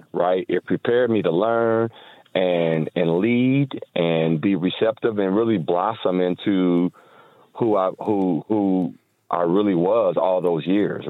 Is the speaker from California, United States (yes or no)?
no; Toledo, Ohio, United States; Toledo, Ohio.